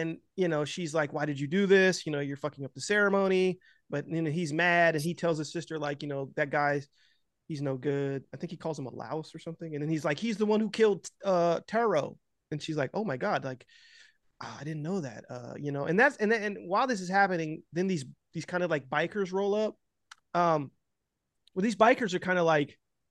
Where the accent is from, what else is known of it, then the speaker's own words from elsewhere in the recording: United States; also born or lived in Los Angeles; I'm American